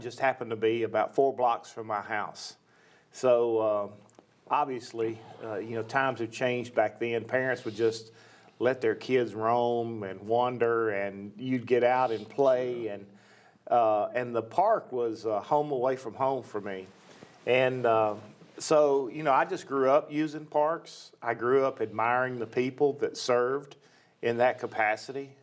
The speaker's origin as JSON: {"language": "English", "town": "Nashville", "region": "Tennessee", "country": "United States", "tie": "born or raised there", "said": "I grew up in Nashville, and uh, West Nashville to be specific"}